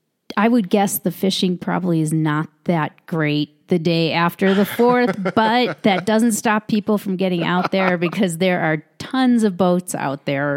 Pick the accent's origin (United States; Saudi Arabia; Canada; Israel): United States; Chicago, Illinois; she's from Chicago. I'm from Chicago.